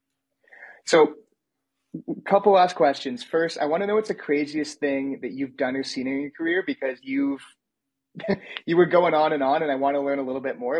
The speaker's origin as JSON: {"language": "English", "country": "Canada", "said": "I'm Canadian"}